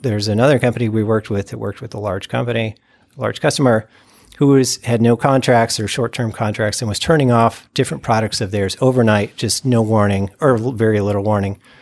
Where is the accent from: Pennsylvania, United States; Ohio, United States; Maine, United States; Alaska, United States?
Ohio, United States; also born or lived in California; now in West Michigan, United States; I'm from Ohio